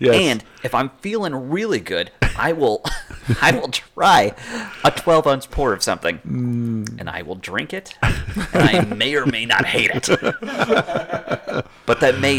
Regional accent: Massachusetts, United States; now in Florida, United States; I'm from Massachusetts, and I have never been able to say that word well.

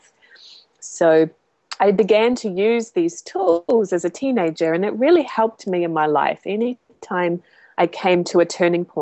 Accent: Christchurch, Canterbury, New Zealand; moved away; I'm from Christchurch, New Zealand, originally. That's where I grew up.

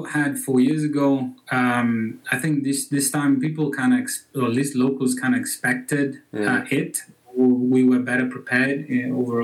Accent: Bologna, Emilia-Romagna, Italy; English is a second language; moved away as an adult; now in Zermatt, Switzerland; my region, I'm from Bologna, is my home city

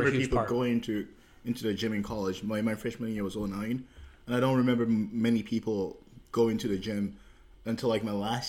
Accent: New York City, New York, United States; also born or lived in Massachusetts

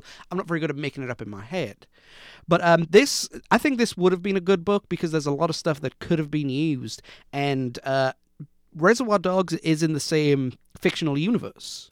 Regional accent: United Kingdom; I grew up in Britain

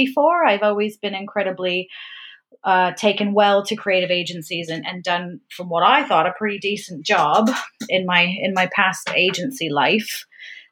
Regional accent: Canada; accent: Canadian; moved away as an adult; also born or lived in Vancouver, Canada; now in Brightwell, United Kingdom; I am a born and raised Canadian

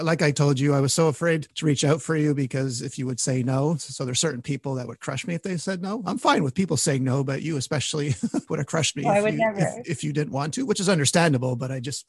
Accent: Montreal, Quebec, Canada; I'm from Montreal.

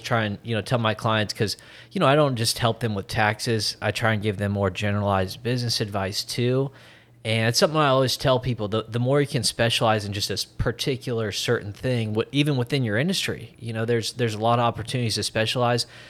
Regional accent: Iowa, United States; State of Iowa. I'm from Iowa, not the biggest state

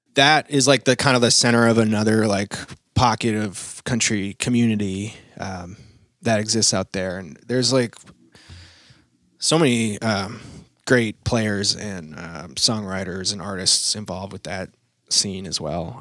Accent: Maine, United States; moved away as an adult; also born or lived in New York / Los Angeles; I grew up in Maine

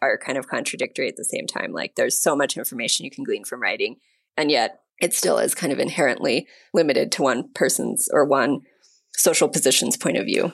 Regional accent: United States; now in Mexico; My husband's Mexican, I'm American

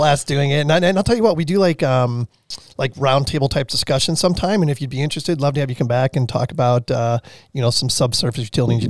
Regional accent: Chicago, Illinois, United States; moved away; I'm from Chicago originally.

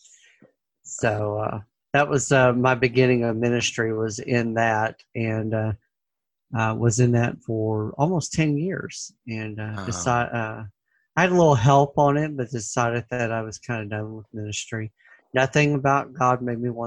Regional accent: Memphis, Tennessee, United States; moved away as an adult; now in St. Louis, United States; I was born and raised in Memphis

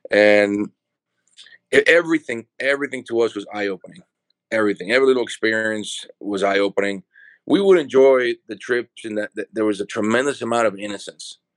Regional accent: El Paraíso, Honduras; my, my father has, which he still has the farm now, Jamastran Farm. I was born and we moved to this house right next to the farm.

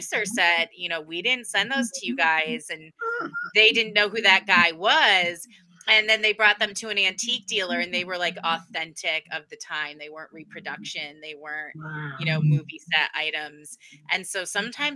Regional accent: Connecticut, United States; accent: Yankee; I know I sound, you know, like a Yankee. I'm from Connecticut

